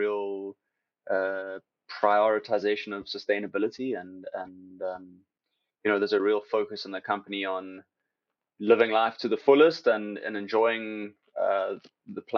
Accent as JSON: {"language": "English", "town": "Cape Town", "region": "Western Cape", "country": "South Africa", "moved": "yes", "said": "I'm from South Africa, you know, I'm from Cape Town"}